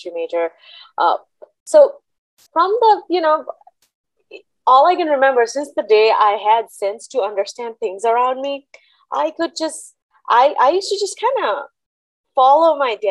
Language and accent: English; Kolkata, West Bengal, India; moved away as an adult; now in Mississippi, United States; I grew up in Calcutta, India, which is now called Kolkata.